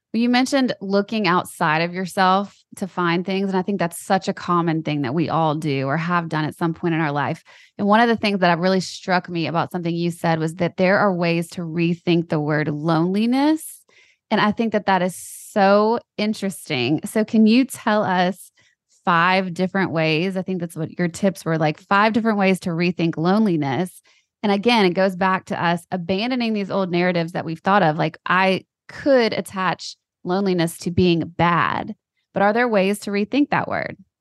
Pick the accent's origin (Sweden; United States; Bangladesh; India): United States; Louisiana; we're both from Louisiana